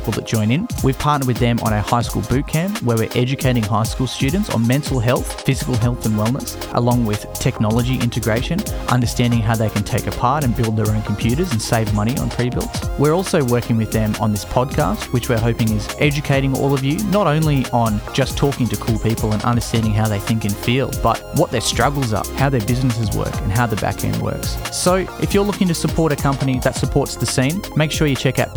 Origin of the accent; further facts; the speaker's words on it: Australia; my home country of Australia